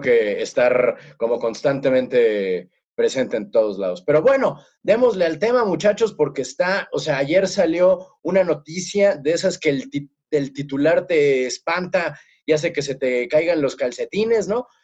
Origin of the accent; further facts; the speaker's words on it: Mexico City, Mexico; moved away; somos chilangos este, nacidos y crecidos